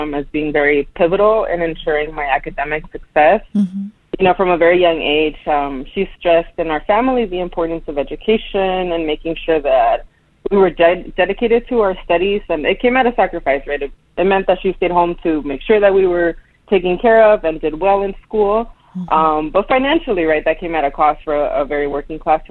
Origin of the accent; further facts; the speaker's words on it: Long Beach, California, United States; moved away as an adult; also born or lived in Michigan / Kentucky; I was born and raised in Long Beach, California, so that's part of Southern California.